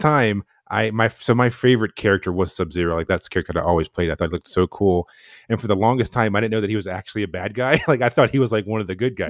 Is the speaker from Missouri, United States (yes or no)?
no; North Carolina, United States; moved away; I'm from North Carolina, a super small town in North Carolina